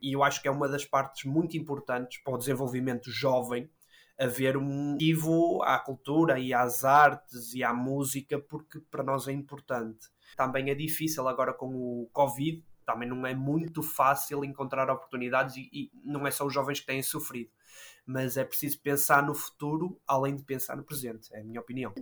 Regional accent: Matosinhos, Porto District, Portugal; Nasci e fui criado em, em Matosinhos, que é um, no Conselho do Porto

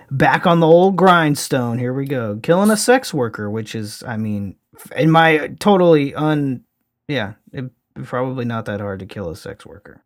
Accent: Louisiana, United States; my home state, actually, of Louisiana

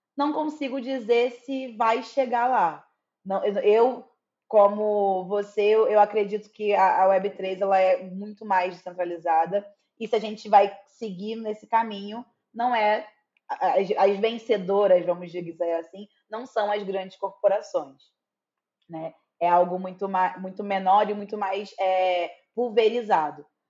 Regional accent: Duque de Caxias, Rio de Janeiro, Brazil; now in São Paulo, Brazil; embora eu moro em São Paulo hoje em dia, eu sou natural, natural do Rio, natural de Duque de Caxias, Baixada Fluminense do Rio de Janeiro

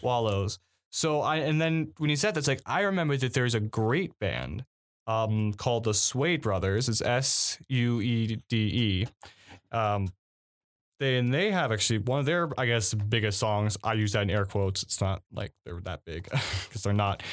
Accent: Cleveland, Ohio, United States; I'm from Ohio, the Cleveland area

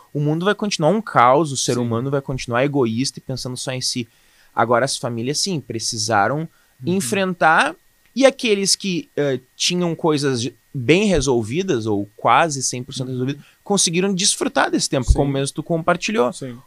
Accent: Canoas, Rio Grande do Sul, Brazil; also born or lived in Boa Vista, Roraima; eu sou nascido em Boa Vista, Roraima. Território maravilhoso. mas eu fui criado aqui em Canoas.

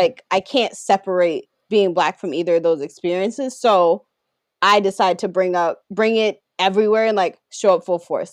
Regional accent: Baltimore, Maryland, United States; growing up in the South. I can't take off growing up in Baltimore

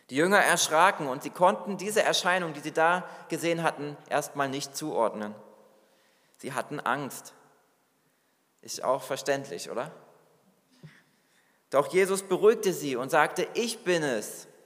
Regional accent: Hesse, Germany; now in New York, United States; Ich bin aus einem beschaulichen Dorf in Hessen, wo ich aufgewachsen bin, in die Millionenstadt New York gegangen, die größte Stadt Amerikas.

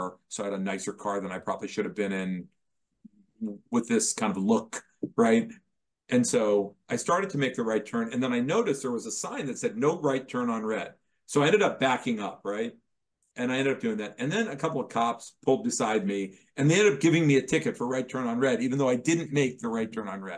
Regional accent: Dayton, Ohio, United States; I was from Dayton, Ohio

